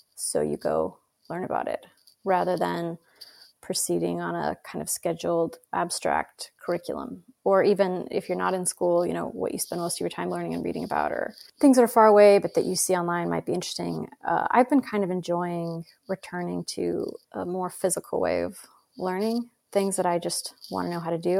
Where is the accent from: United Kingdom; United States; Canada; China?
United States; Idaho; moved away; also born or lived in Cambridge; where I grew up in Idaho